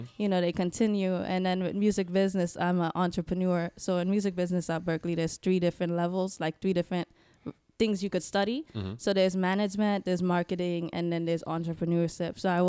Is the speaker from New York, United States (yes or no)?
yes; New York, United States; moved away as an adult; now in Boston, United States; I'm from New York